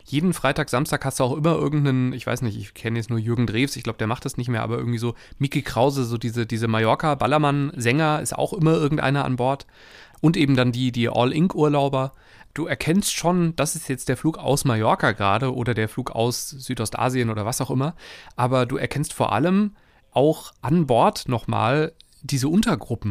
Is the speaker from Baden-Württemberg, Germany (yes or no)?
no; Wuppertal, North Rhine-Westphalia, Germany; Ich komme aus Wuppertal